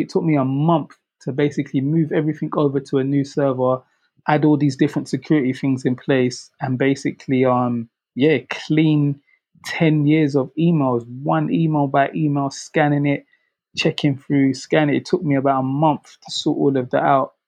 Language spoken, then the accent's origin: English; London, United Kingdom; where I grew up in South London